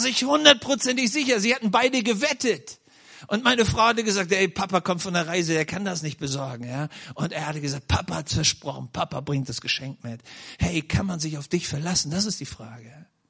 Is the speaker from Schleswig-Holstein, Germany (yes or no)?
yes; Schleswig-Holstein, Germany; now in Nördlingen, Germany; wo ich geboren wurde in Schleswig-Holstein